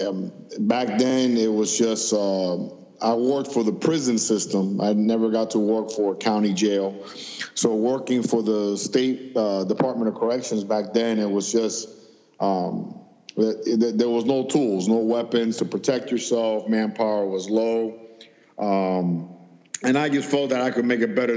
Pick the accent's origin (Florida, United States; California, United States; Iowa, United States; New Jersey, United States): Florida, United States; Miami; I grew up in Miami, and the southern part of Miami-Dade